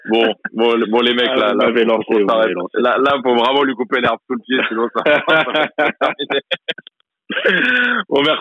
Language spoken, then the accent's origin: French; Marseille, Provence-Alpes-Côte d'Azur, France; franchement, franchement, en tant que Marseillais